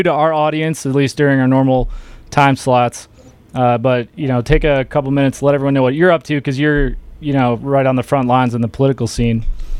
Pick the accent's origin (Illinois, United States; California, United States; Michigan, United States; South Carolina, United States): Michigan, United States; Detroit; It's not my fault I was born in Detroit.